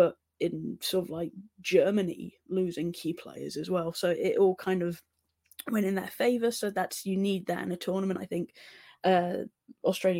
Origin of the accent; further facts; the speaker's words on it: England, United Kingdom; I'm English